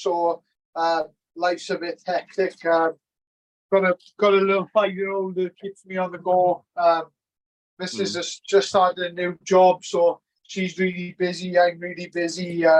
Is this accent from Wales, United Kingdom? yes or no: yes; Treharris, Wales, United Kingdom; So I'm from Chiaris originally. There's a Merthyr borough. So like it was really good, but I had a brilliant childhood. Like I grew up in Windsor Place in Chiaris.